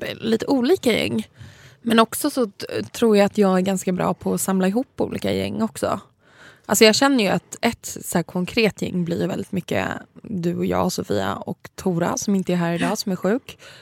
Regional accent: Saltsjöbaden, Stockholm County, Sweden; där jag kommer ifrån, liksom Saltis, att folk har verkligen hängt, som är liksom en förort utanför Stockholm

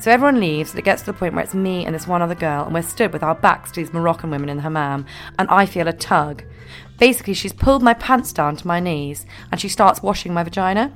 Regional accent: Scotland, United Kingdom; I'm from Scotland

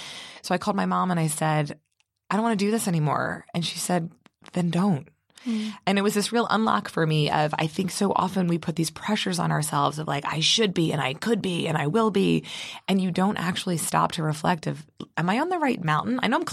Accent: Baltimore, Maryland, United States; Yeah, so I grew up in Baltimore, Maryland

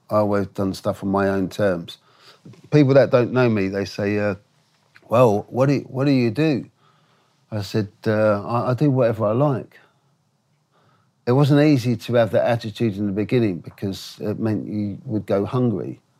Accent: Brixton, London, United Kingdom; I said, Mum, I, I, I can't do this because it's like we're from Brixton.

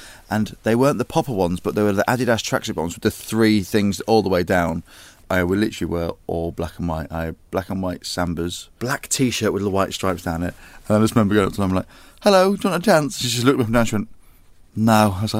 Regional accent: Grimsby, Yorkshire and the Humber, United Kingdom; accent: Welsh; moved away; also born or lived in Merthyr Tydfil, Wales / Carmarthen, Wales; It's a proper Welsh accent, that's where I'm from, innit? I was born in Merthyr, and then I obviously spent a lot of time in Grimsby, but then I went back to Carmarthen.

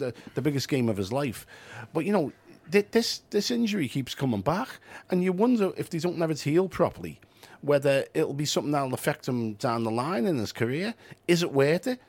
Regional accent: Liverpool, North West England, United Kingdom; we self-identify as Scouse, we're not English.

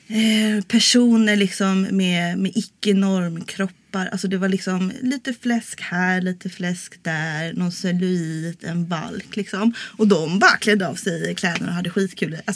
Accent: Stockholm, Stockholm County, Sweden; now in Malmö, Sweden; jag kommer ju från Stockholm

